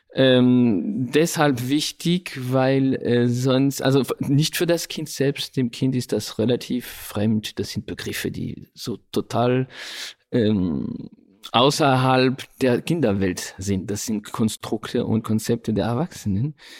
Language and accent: German; Paris, Île-de-France, France; Ich bin ja in, in Frankreich aufgewachsen, in Paris sogar